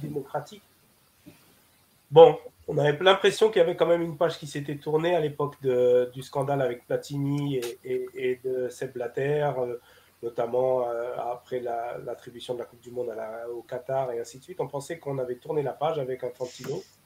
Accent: Algeria

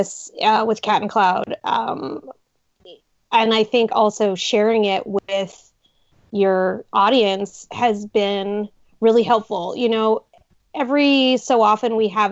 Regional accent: Seattle, Washington, United States; moved away as an adult; also born or lived in New York / Los Angeles / Boston; I grew up drinking coffee in Seattle

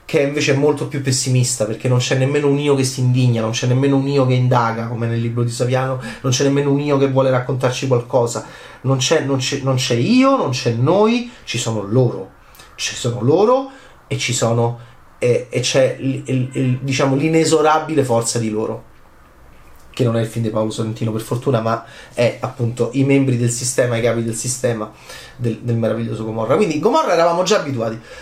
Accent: Rome, Lazio, Italy; da romano

